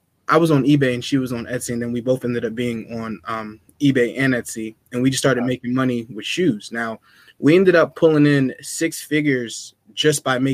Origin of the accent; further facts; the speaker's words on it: Burlington, New Jersey, United States; also born or lived in Willingboro, New Jersey; I grew up in Burlington